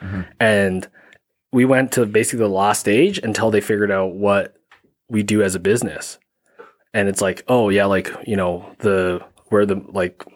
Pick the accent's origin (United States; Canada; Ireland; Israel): Canada; Calgary, Alberta; I grew up in Canada, yeah. Born and raised